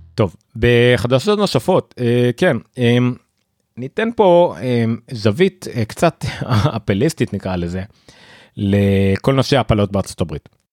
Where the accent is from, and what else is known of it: Israel